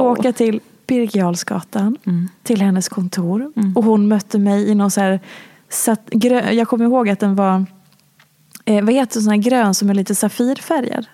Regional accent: Falun, Dalarna County, Sweden; jag är ju också från Dalarna

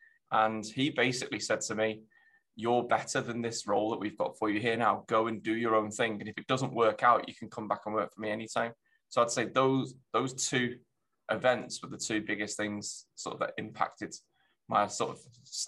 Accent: Germany; born there; I've lived all over, actually. So I was born in Germany. My dad's in the army. So I used to move around when I was younger quite a lot.

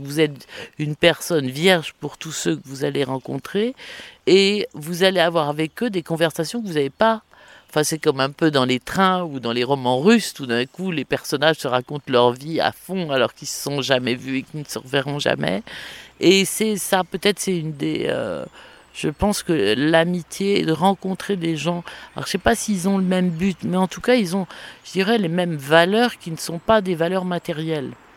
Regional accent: Saumur, Pays de la Loire, France; qui suis de Saumur, il fallait que je parte de Saumur un jour

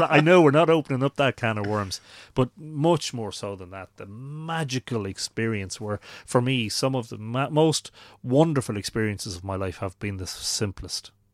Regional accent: Drogheda, Leinster, Ireland; I'd been growing up in Drogheda

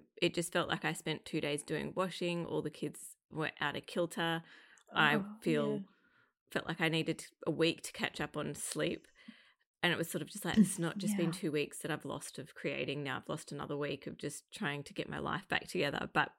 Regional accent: Australia; It's the Australian in me.

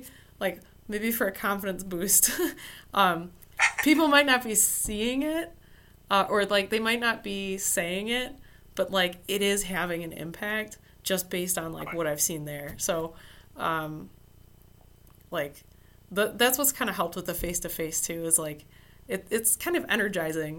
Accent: Motor City, Michigan, United States; Motor City Comic Con, so it's my hometown convention.

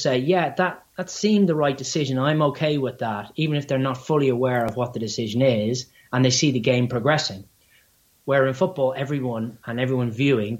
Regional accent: Ireland; accent: Irish; my silly Irish accent

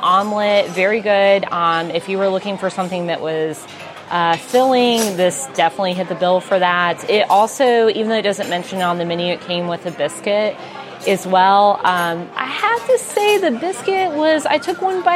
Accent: Mississippi, United States; accent: Southern; I am from the South, as hopefully you guys can tell in my accent. I'm from Mississippi

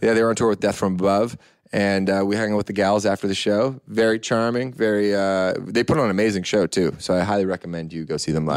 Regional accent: Canada; I'm very proud Canadian.

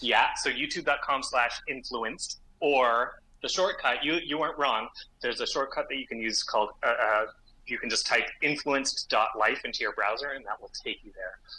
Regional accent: Gravenhurst, Ontario, Canada; I grew up in Gravenhurst Muskoka

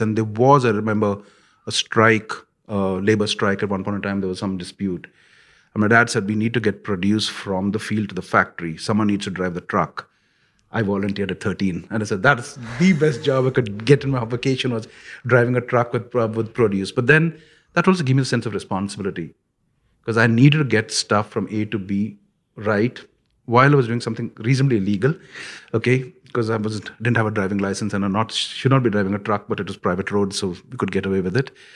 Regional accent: India; when I grew up in India

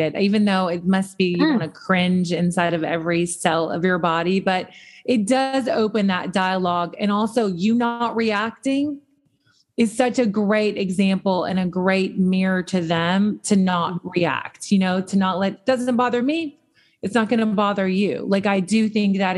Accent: the South, United States; I grew up in the South

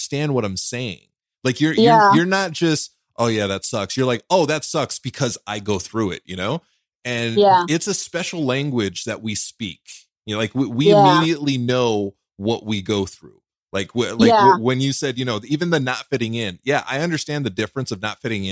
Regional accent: Los Angeles, California, United States; I grew up in California, right? So there's every school I went to was predominantly Asian. You know, like where I was, like

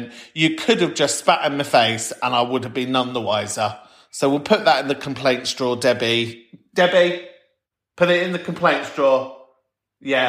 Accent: London, United Kingdom; I'm from Camden, North London for life

